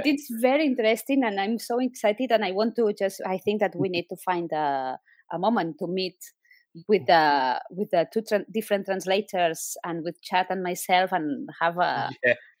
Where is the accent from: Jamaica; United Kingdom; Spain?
Spain; Barcelona, Catalonia; English is a second language; moved away; I am originally from Catalonia, from Barcelona